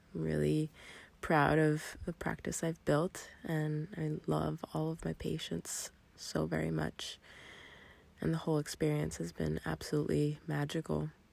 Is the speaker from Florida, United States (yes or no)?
yes; Miami, Florida, United States; moved away as an adult; also born or lived in southern New Hampshire; now in New Hampshire, United States; I'm originally from Miami and I moved to New England when I started